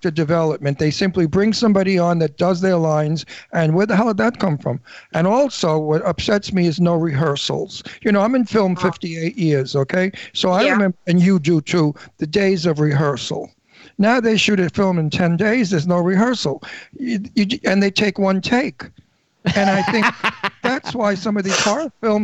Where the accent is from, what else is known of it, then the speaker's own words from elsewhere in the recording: New York City, New York, United States; I'm from Brooklyn